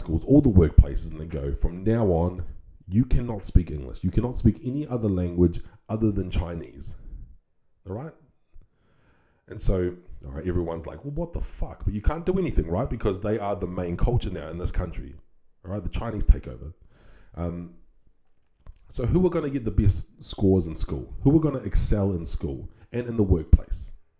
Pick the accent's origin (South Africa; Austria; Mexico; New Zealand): New Zealand; now in Australia; we are not America in my home country of New Zealand